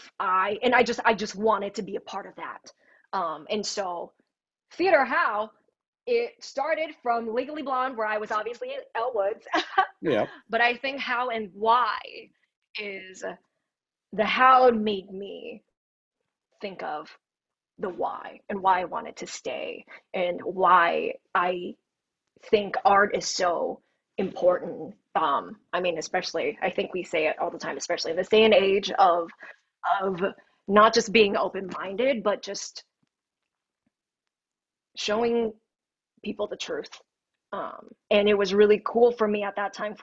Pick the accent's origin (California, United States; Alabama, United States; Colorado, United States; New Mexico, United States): Colorado, United States; Thornton; also born or lived in Denver; I grew up in Thornton, predominantly white